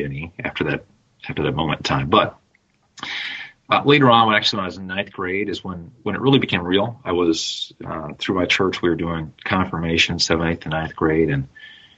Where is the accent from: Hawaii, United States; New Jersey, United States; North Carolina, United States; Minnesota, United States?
Minnesota, United States; I'm a Minnesota boy, grew up in Minnesota. I still live there today